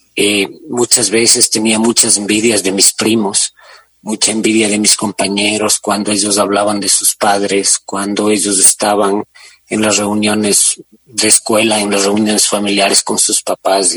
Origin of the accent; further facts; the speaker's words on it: Guaranda, Bolívar, Ecuador; moved away as an adult; also born or lived in Quito; yo crecí en Guaranda